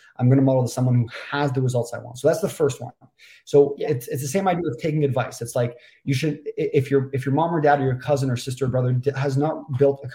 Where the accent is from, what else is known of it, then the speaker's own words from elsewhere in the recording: Toronto, Ontario, Canada; moved away as an adult; also born or lived in Vancouver; I'm from Toronto, Canada.